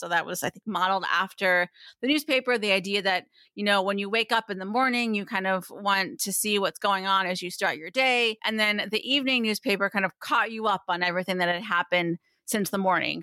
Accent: Pottsville, Pennsylvania, United States; I grew up in Pottsville, Pennsylvania, which is a, a small town in eastern Pennsylvania

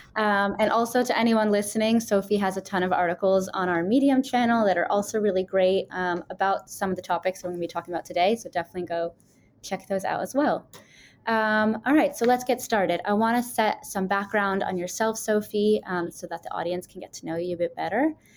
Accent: New York, United States; now in Israel; I'm from New York and I'm living in Israel

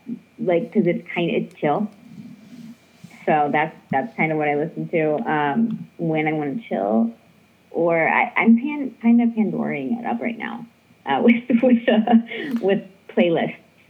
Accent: Ohio, United States; born or raised there; also born or lived in Arizona

